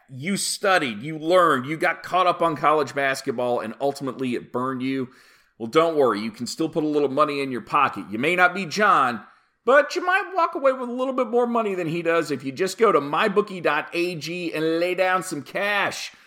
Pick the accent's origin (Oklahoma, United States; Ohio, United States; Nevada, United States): Oklahoma, United States; Oklahoma City; the Oklahoma City Thunder came along because my hometown finally had an NBA team